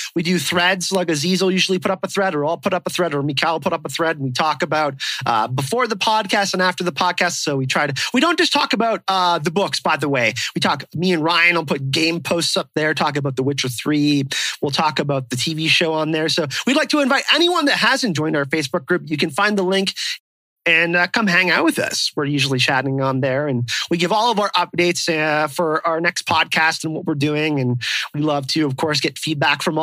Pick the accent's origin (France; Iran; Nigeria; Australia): France; my French self